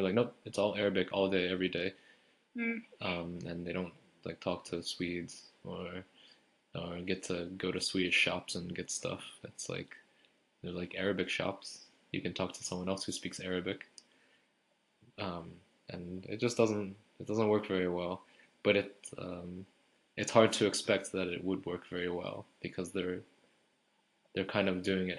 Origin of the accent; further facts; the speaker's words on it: United States; accent: American; if I say I'm American